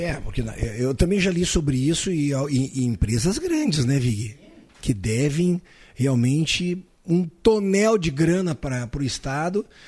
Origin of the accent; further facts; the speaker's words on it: Caxias do Sul, Rio Grande do Sul, Brazil; now in Santa Cruz do Sul, Brazil; eu sou de Caxias do Sul, natural de Caxias do Sul, estou há mais de 40 anos aqui em Santa Cruz do Sul